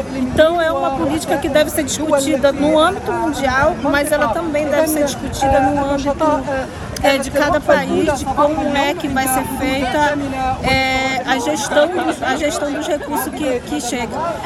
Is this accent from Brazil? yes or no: yes; Pará, Brazil; Eu sou do estado do Pará, eu moro no estado do Pará